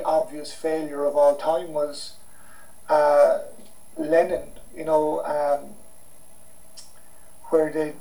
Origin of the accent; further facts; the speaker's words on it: Ireland; we're both Irish